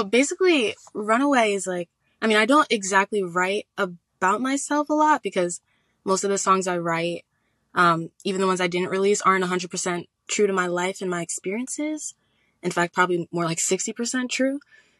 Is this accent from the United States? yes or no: yes; New Jersey, United States; Oh, I'm from New Jersey.